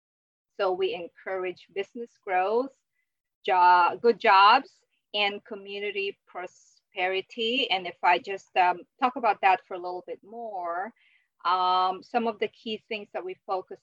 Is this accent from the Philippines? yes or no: yes; Philippines; moved away as an adult; also born or lived in Japan / Manchester, United Kingdom; now in Manatee County, United States; I am from the Philippines originally, so I went to college over there